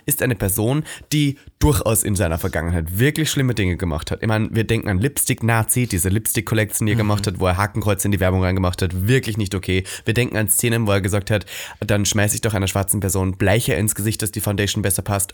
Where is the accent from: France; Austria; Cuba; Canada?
Austria; now in Germany; meine Heimat Österreich